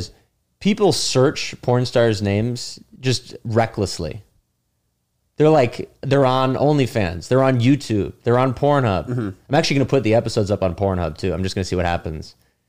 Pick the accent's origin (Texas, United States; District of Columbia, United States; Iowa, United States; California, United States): California, United States; San Francisco; moved away as an adult; also born or lived in Los Angeles; now in New York, United States; I was living in LA. I'm from San Francisco